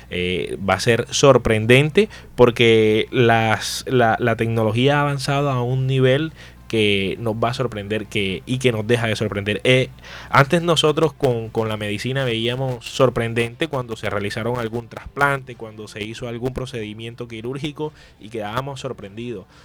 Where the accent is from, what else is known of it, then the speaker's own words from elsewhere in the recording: Soledad, Atlántico, Colombia; now in Barranquilla, Colombia; yo estoy en Barranquilla, pero yo soy soledeño. Yo nací en Soledad.